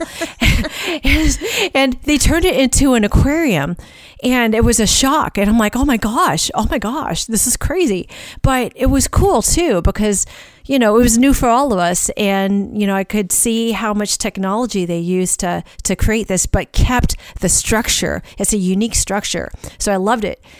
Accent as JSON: {"language": "English", "town": "St. Louis", "region": "Missouri", "country": "United States", "tie": "born or raised there", "moved": "yes"}